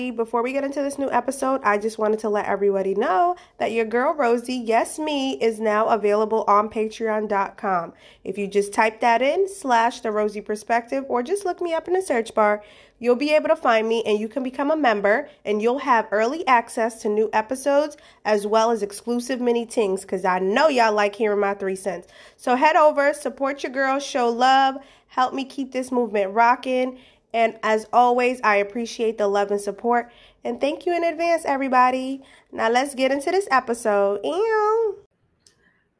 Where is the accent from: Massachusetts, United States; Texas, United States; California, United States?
Massachusetts, United States; Boston; born and raised in Boston, when I was about 10, I moved to a different city.